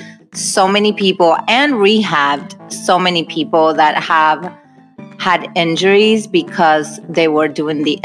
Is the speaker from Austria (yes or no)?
no; Argentina; also born or lived in Hawaii; now in Los Angeles, United States; I'm originally from Argentina, and I moved to Hawaii for 5 years, and then from Hawaii, I moved to California.